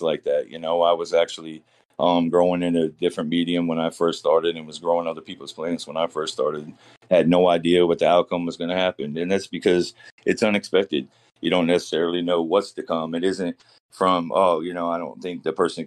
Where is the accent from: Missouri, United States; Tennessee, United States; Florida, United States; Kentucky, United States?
Florida, United States; also born or lived in California; now in Maine, United States; I'm from down south. I grew up in Florida.